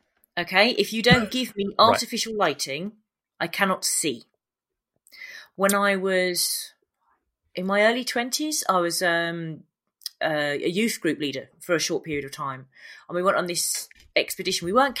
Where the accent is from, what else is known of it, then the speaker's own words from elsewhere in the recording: Hayes, London, United Kingdom; So I grew up in West London. And in Hayes, so there's two places called Hayes, one not far from where I live now. That's quite nice. And Hayes in Middlesex, which really isn't. And I grew up in the place that really isn't, not far from Southall.